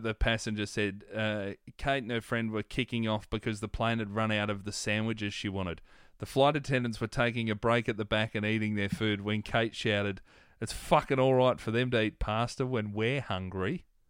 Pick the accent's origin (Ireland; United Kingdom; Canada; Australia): Australia; Melbourne, Victoria; I remember as a kid growing up in Melbourne